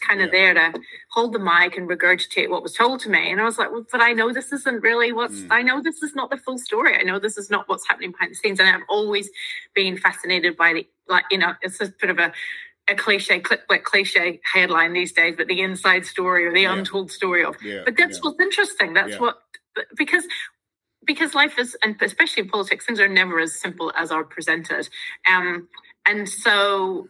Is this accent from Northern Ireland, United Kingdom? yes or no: yes; Northern Ireland, United Kingdom; moved away as an adult; now in New Zealand; I'm Irish